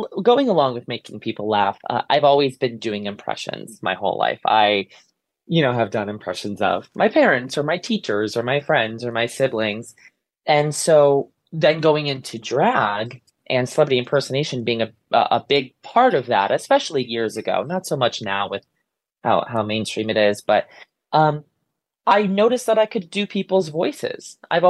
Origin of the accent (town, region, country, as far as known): Ansonia, Connecticut, United States; born or raised there